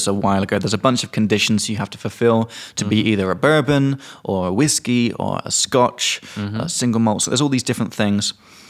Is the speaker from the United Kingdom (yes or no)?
yes; England, United Kingdom; now in Czech Republic; from England.